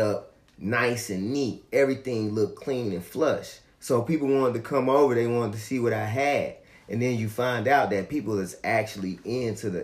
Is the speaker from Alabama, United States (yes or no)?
yes; Gaston, Alabama, United States; also born or lived in Gary, Indiana; now in Huntsville, United States; My family migrated down here to Gaston.